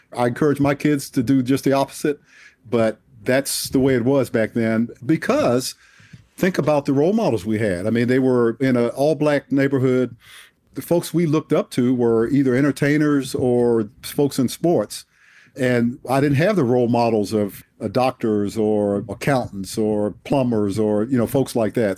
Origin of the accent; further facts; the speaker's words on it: Washington, District of Columbia, United States; moved away; I was born and raised in Southeast Washington, D C, in the inner city